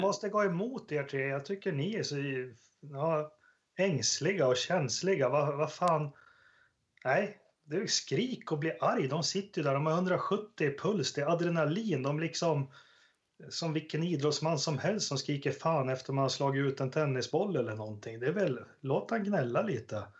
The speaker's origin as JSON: {"language": "Swedish", "country": "Sweden", "said": "det man skulle vilja som svensk"}